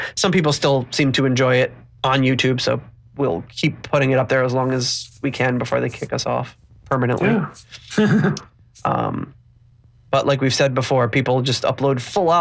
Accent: Rhode Island, United States; growing up in Rhode Island

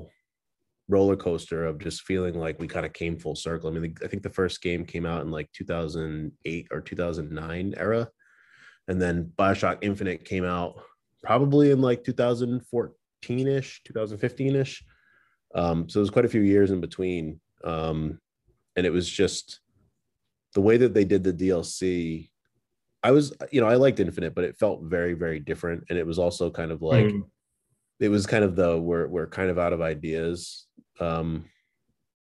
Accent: Warwick, Rhode Island, United States; I grew up in Warwick, so we had like more of the department stores

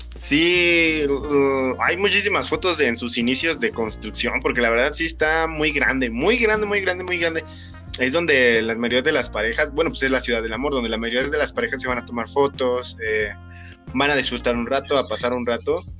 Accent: Tlaxcala, Mexico; nosotros que somos aquí de Tlaxcala

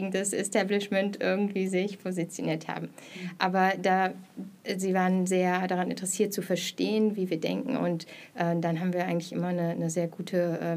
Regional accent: Mülheim an der Ruhr, North Rhine-Westphalia, Germany; moved away as an adult; also born or lived in Hamburg; now in Berlin, Germany; ähm, ich bin geboren im Ruhrgebiet in Mülheim an der Ruhr äh, und bin zum Studium schon nach Berlin gekommen, war dann in Hamburg und jetzt wieder seit 2015 in Berlin.

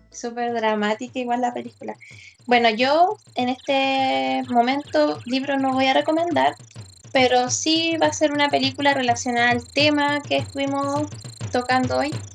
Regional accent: La Serena, Coquimbo, Chile; nosotros somos de La Serena

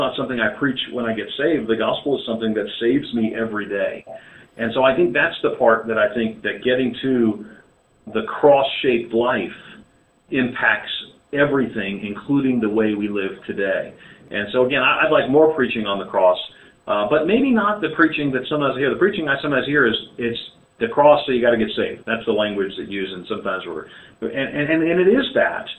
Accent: New York City, New York, United States; moved away as an adult; also born or lived in Pennsylvania; now in Southern United States; I was born and reared in New York City

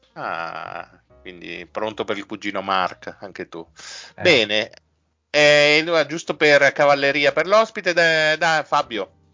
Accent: Friuli-Venezia Giulia, Italy; Siccome sono friulano

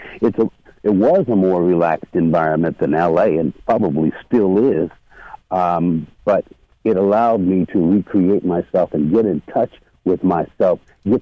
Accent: Los Angeles, California, United States; moved away as an adult; now in Sacramento, United States; I'm from Los Angeles. And in Los Angeles, I had to be on guard on the daily

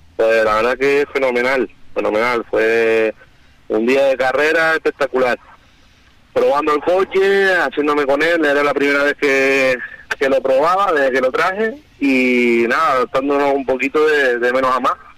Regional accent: Canary Islands, Spain; aquí todos somos canarios

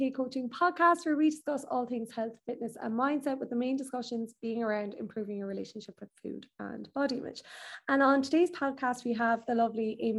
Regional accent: Ireland; me and Amie are both from small places in Ireland. So as you all know, I'm from Birtill, very small village, absolutely love it, don't get me wrong, absolutely love home, but I suppose we both grew up in kind of rural Ireland.

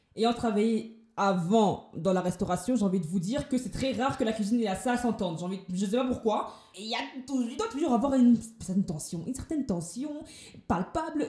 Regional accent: Paris, Île-de-France, France; moved away as an adult; now in Toulouse, France; je viens de Paris, et j'ai décidé d'emménager sur Toulouse

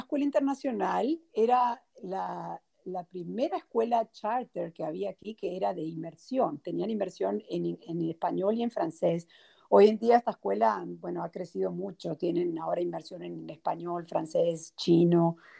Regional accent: Montevideo, Uruguay; moved away as an adult; also born or lived in New Orleans; now in United States; yo soy de Montevideo, Uruguay. Nací en Uruguay y crecí en Uruguay también.

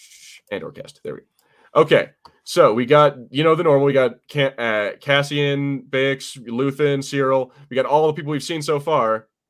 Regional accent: United States; I'm American

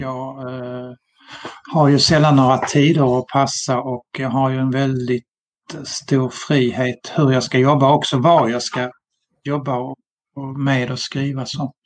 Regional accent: Malmö, Skåne, Sweden; now in Sölvesborg, Sweden; 1964 i Malmö när jag var tio år

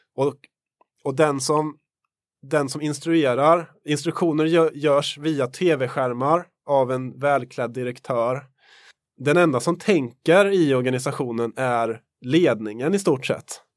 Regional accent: Värmland, Sweden; Jag kommer ju från Värmland

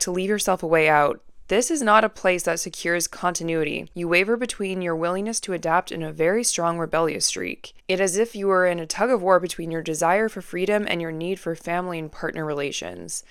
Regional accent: Vancouver, British Columbia, Canada; I'm born and raised in Vancouver

